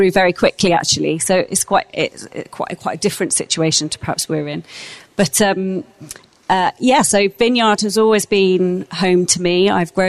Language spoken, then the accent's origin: English; St Margarets, London, United Kingdom; I grew up in a little place called St. Margaret's in between Richmond and Twickenham, outside London